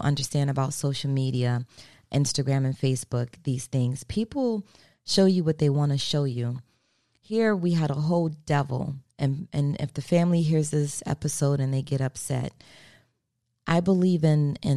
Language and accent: English; Maryland, United States; moved away as an adult; also born or lived in South Florida; now in Florida, United States; I'm from Maryland. I've been in Florida, though, for going on 22 years